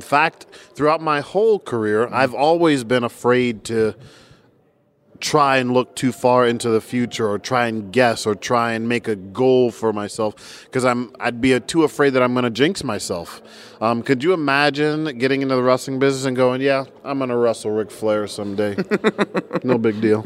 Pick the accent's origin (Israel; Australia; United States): United States; New Jersey; now in Tampa, United States; I am a Tampa guy. Although I was born in New Jersey